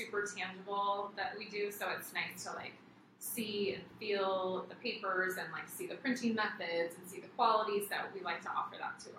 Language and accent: English; Costa Mesa, California, United States; It's my hometown